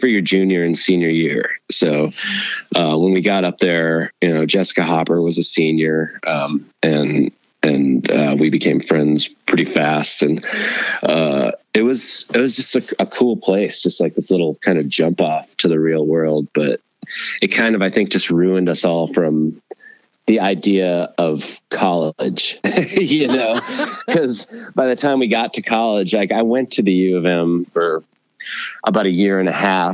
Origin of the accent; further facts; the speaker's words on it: Owatonna, Minnesota, United States; I grew up in a town called Owatonna, which is an hour south of Minneapolis. And I was there till I was about 15